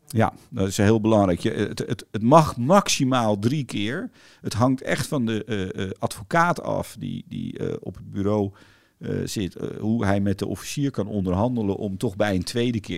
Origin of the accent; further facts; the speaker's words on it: Netherlands; we zijn allemaal groot geworden in Nederland door veel te fietsen in weer en wind